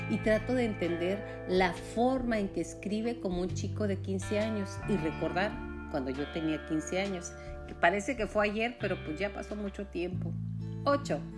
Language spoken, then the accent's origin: Spanish; Mexico; Y dirás, bueno, yo soy mexicana, ¿eso qué?